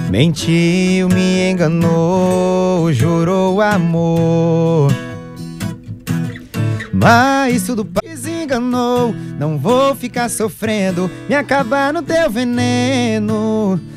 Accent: Feira de Santana, Bahia, Brazil; é um cara de 24 anos, nascido em Feira de Santana.

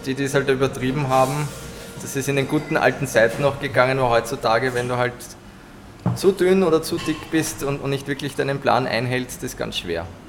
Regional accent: Vienna, Austria; bei uns in Wien

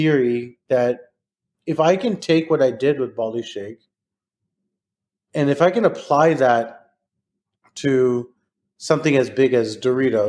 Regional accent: Texas, United States; I'm from Texas

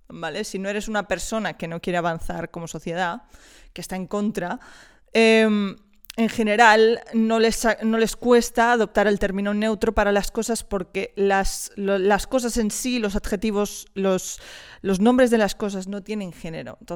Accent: Wisconsin, United States; Spanish is a second language; Imagínate, te vas a un bar, yo soy eh, de Wisconsin, ¿vale?

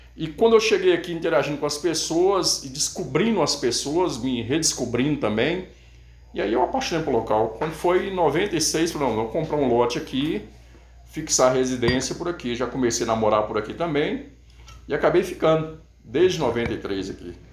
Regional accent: Monte Azul, Minas Gerais, Brazil; moved away as an adult; also born or lived in Belo Horizonte; now in Contagem, Brazil; eu do norte de Minas, aqui mesmo, Montes Claros, Monte Azul, na verdade

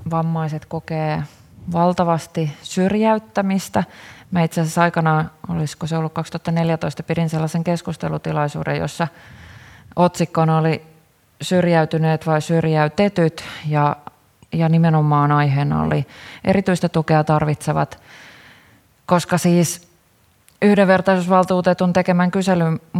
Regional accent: Karelia, Finland; Itse olen karjalainen ja olen seurannut kyllä erittäin ylpeänä sitä, että nuoret karjalaiset on ottanut, nostanut karjalaisten aseman esille

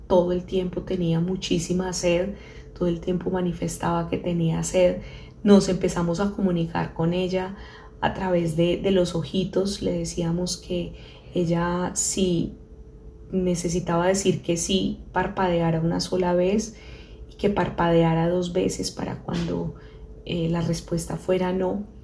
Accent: Colombia; nos hicimos estrategias como buenos colombianos

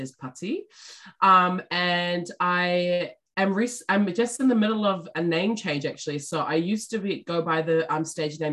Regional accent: Auckland, New Zealand; also born or lived in Wellington; So I was born in South Auckland

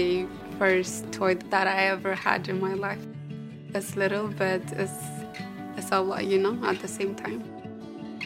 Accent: Ethiopia; I grew up in Ethiopia.

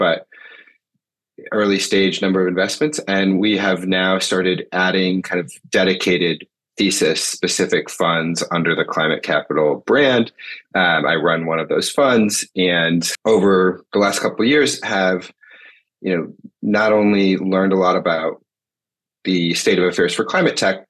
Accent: Michigan, United States; moved away as an adult; also born or lived in Massachusetts; now in Washington, D.C., United States; I grew up in Michigan, went to Williams College out in Massachusetts, and then moved to DC after school. And I've been here ever since.

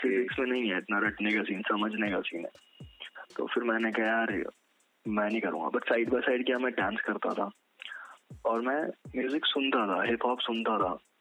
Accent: Kashipur, Uttarakhand, India; मैं एक छोटे टाउन से बिलोंग करता हूँ उत्तराखंड okay. में काशीपुर नाम का शहर है वहाँ से

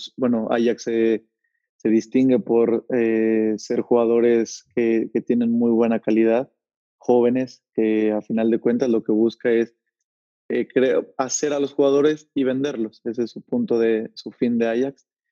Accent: Tlalnepantla de Baz, State of Mexico, Mexico; moved away as an adult; also born or lived in Tultepec / Barrientos; now in Netherlands; Ahí viví unos cuantos años de mi niñez y de ahí ya fue que me regresó a Tlalnepantla, a San Rafael, que fue donde, donde crecí.

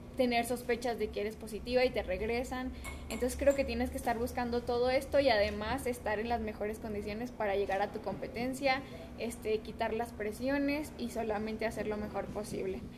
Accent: Mexico; como mexicanas

